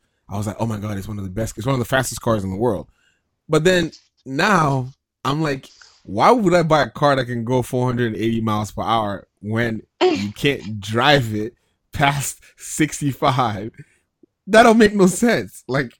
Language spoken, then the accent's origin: English; Nigeria; growing up in Nigeria